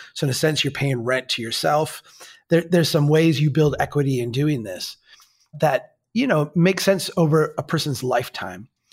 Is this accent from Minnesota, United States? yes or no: yes; Minnesota, United States; we're from Minnesota